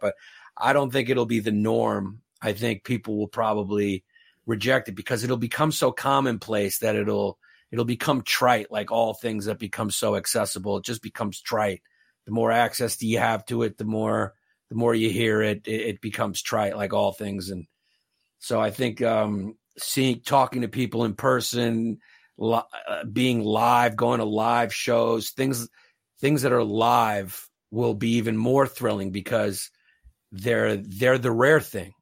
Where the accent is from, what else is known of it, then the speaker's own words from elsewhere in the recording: New York City, New York, United States; now in Northern Westchester, United States; I grew up in New York in the eighties and nineties